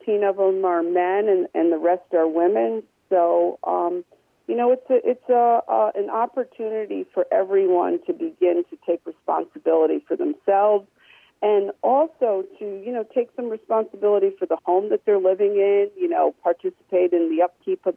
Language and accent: English; Brantford, Ontario, Canada; I'm from Brantford, and I had always wanted to have a house in Brantford